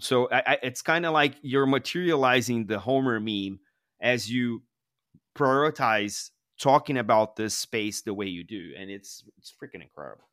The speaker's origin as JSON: {"language": "English", "region": "São Paulo", "country": "Brazil", "tie": "born or raised there", "said": "I grew up in Sao Paulo where the traffic is really maddening."}